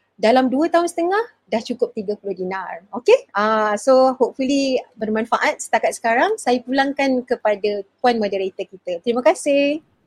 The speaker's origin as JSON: {"language": "Malay", "region": "Kuala Lumpur", "country": "Malaysia", "said": "saya dari Kuala Lumpur. Sekarang ni menetap di Kuala Lumpur, bekerja di Kuala Lumpur."}